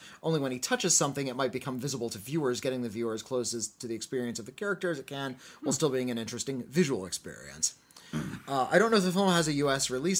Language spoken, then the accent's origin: English; Finland; English is a second language; The film is from my home country of Finland, and it was released here just this year.